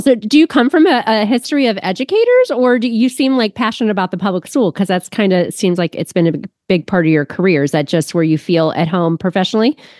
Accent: Ohio, United States; also born or lived in Austin, Texas; I am from Ohio, but I m, lived in Austin, Texas for three years 'cause of my husband's work

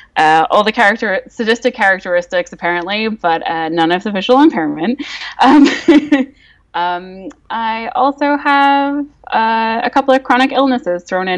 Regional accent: Northern Ireland, United Kingdom; also born or lived in England; now in Vancouver, Canada; I grew up in Northern Ireland. I lived in England for 7 years, and then I've lived in Vancouver, Canada for 4 years now.

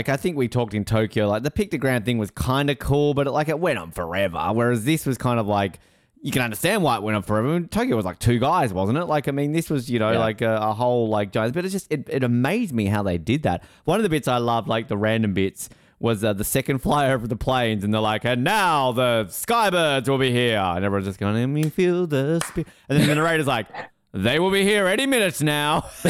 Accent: Manitoba, Canada; I'm from Manitoba.

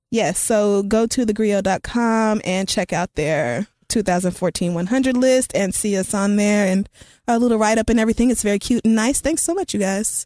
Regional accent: Oklahoma, United States; I grew up in Oklahoma

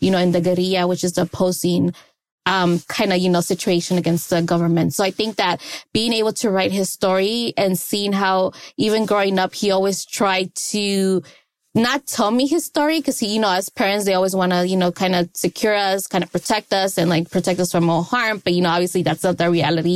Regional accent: Los Angeles, California, United States; I was born in Los Angeles, California. So in South Central, that's where I grew up

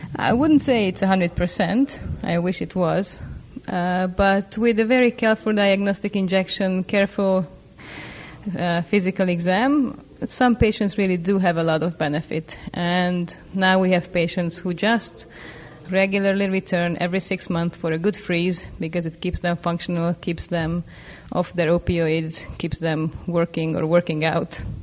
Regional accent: Budapest, Hungary; now in Seattle, United States; I'm a physician from Budapest, Hungary and I have been practicing at University of Washington in Seattle for the last six years

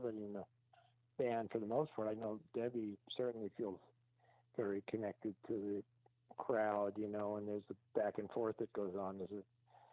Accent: New York City, New York, United States; when I was a kid growing up in Brooklyn

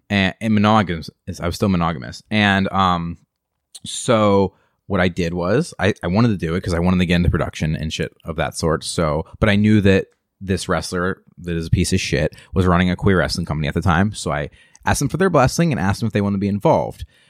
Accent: Western Pennsylvania, United States; moved away as an adult; I come from Western P

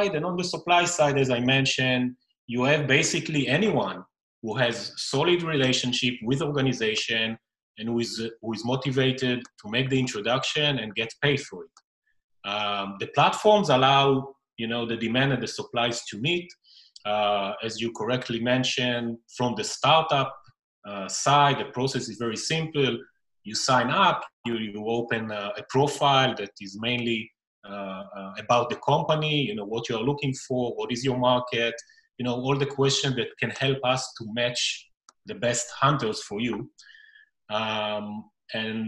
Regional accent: Israel; English is a second language; also born or lived in Tel Aviv; I'm the first Israeli founder on the podcast. So, greeting from Tel Aviv

